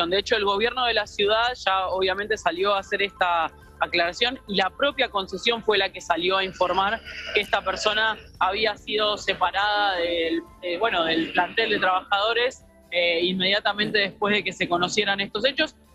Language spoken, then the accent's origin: Spanish; Merlo, Buenos Aires Province, Argentina; Yo soy de Merlo.